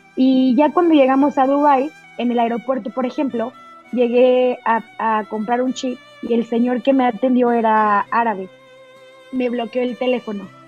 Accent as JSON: {"language": "Spanish", "country": "Mexico", "also_born_or_lived": "Mexico City"}